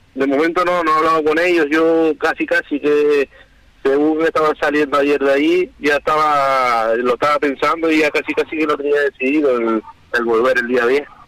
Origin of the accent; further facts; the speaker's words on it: Canary Islands, Spain; aquí todos somos canarios